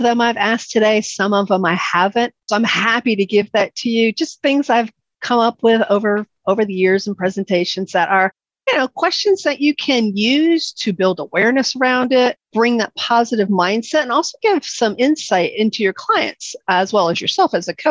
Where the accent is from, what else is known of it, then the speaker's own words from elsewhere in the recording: New York, United States; moved away; I'm originally from New York